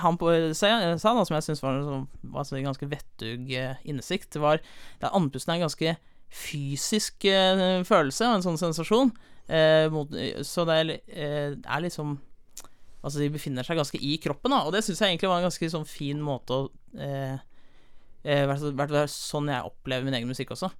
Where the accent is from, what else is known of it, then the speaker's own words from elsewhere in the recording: Holmestrand, Vestfold, Norway; also born or lived in Sandefjord; jeg er fra Sandefjord, eh, men jeg har vokst opp i Holmestrand